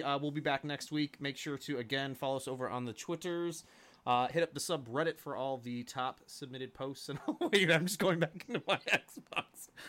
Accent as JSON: {"language": "English", "region": "the South", "country": "United States", "accent": "southern", "said": "My southern accent sort of kicks in. I'm from the south, everybody, if you didn't know, but I've kicked the accent a long time ago."}